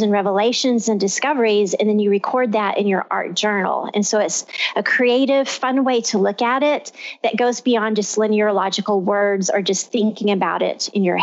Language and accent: English; Texas, United States; I'm from Texas